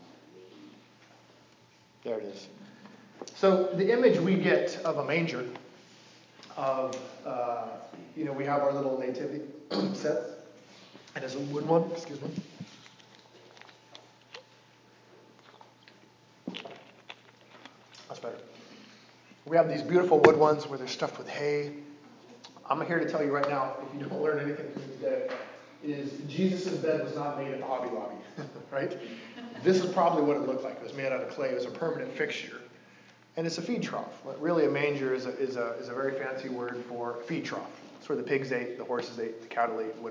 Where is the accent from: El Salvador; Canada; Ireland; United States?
United States; Coos Bay, Oregon; moved away as an adult; He's the only famous guy from my hometown